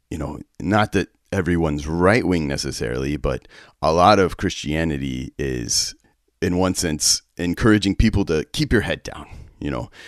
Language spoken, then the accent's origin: English; West Texas, United States; I grew up in West Texas